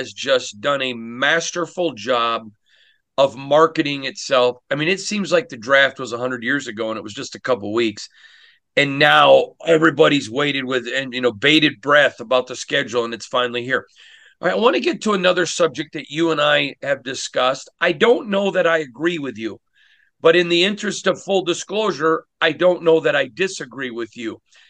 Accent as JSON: {"language": "English", "region": "Michigan", "country": "United States", "tie": "born or raised there", "said": "growing up in Michigan"}